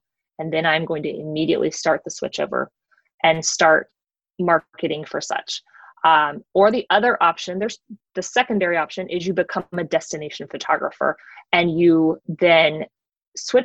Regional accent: Georgia, United States; I am from Georgia, so I'm not knocking the South. I am from here.

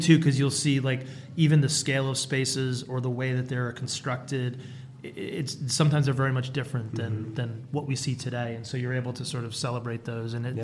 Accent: Rhode Island, United States; moved away as an adult; also born or lived in Alabama / Las Vegas, Nevada; now in Henderson, United States; I'm originally from Rhode Island

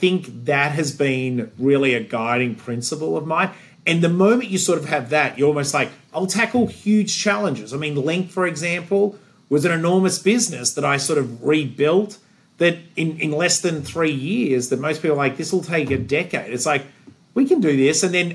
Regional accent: Australia; moved away as an adult; also born or lived in Sydney, Australia / Cleveland, Ohio / Chicago / Wilmette; now in United States; growing up in Australia

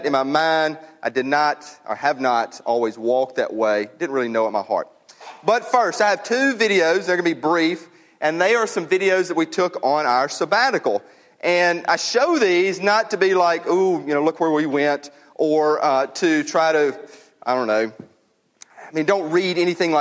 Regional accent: United States; As an American

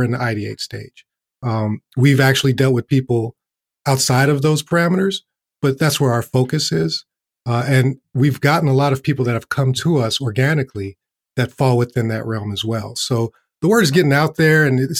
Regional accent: Chicago, Illinois, United States; moved away; growing up on the South Side of Chicago

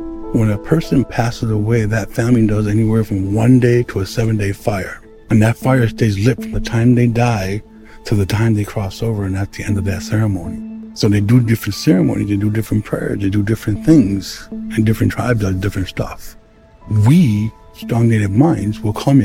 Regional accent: Milwaukee, Wisconsin, United States; I was born and raised here in Milwaukee, Wisconsin

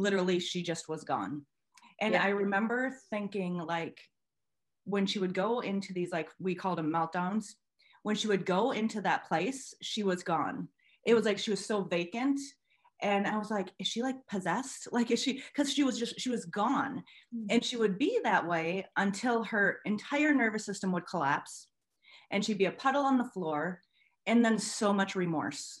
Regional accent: Minnesota, United States; I am from Minnesota in the USA.

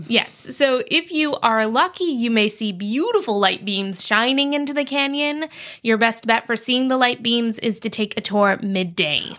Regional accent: East Coast, United States; I grew up on the East Coast

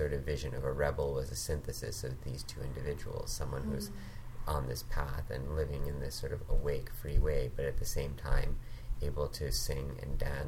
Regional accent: Hong Kong; also born or lived in Thailand; now in Vancouver, Canada; I was born in Vancouver. I grew up in Hong Kong and Thailand.

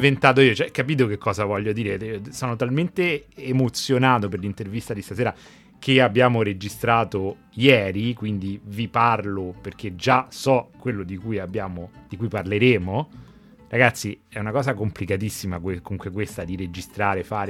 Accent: Rome, Lazio, Italy; accent: Roman; col mio accento romano

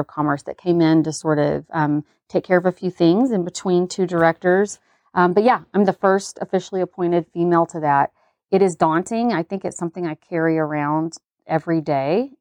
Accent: the South, United States; growing up in the South

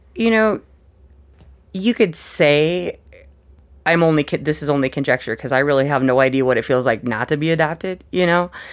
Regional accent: Missoula, Montana, United States; also born or lived in Billings, Montana / Helena, Montana / Ohio; I lived in Missoula until fifth grade

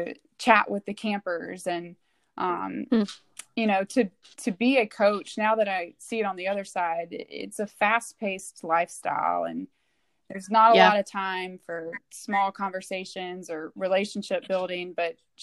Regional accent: Burlington, North Carolina, United States; moved away; also born or lived in Maryland; the community of my hometown in Burlington, North Carolina

